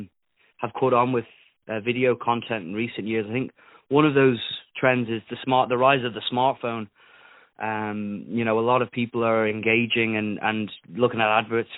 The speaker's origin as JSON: {"language": "English", "country": "Isle of Man", "accent": "Isle of Man", "said": "my accent because it's an Isle of Man accent, so it's a little bit strange"}